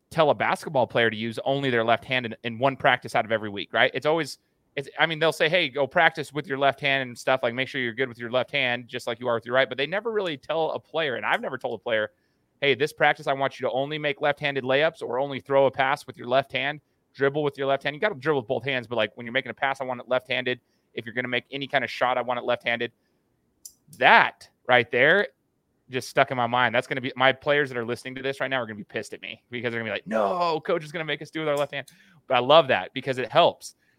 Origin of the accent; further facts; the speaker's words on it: United States; also born or lived in Brazil; born and raised in the United States